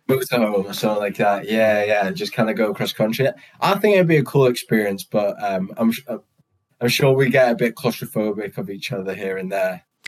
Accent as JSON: {"language": "English", "country": "United Kingdom"}